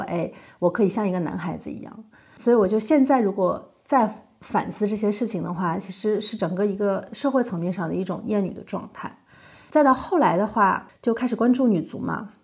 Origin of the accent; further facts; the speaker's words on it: China; moved away as an adult; now in Germany; 因为我现在在德国，你比较一下在德国踢球的感觉和在中国踢球感觉，那完全不一样。